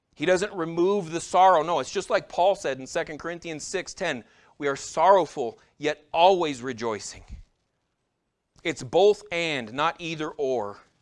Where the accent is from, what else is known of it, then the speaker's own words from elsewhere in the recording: United States; As American Christians